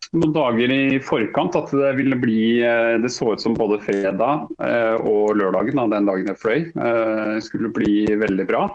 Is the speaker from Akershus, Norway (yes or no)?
yes; Kolsås, Akershus, Norway; jeg er jo fra, fra Kolsås